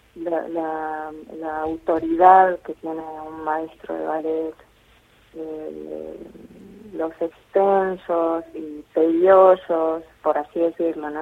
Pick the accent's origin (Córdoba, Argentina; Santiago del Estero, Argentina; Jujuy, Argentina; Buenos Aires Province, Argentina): Jujuy, Argentina; moved away as an adult; also born or lived in Buenos Aires; now in Punta Alta, Argentina; yo vengo de Jujuy